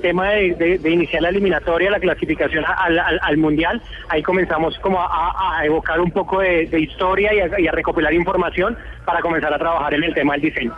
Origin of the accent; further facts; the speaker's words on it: Colombia; todos todos somos colombianos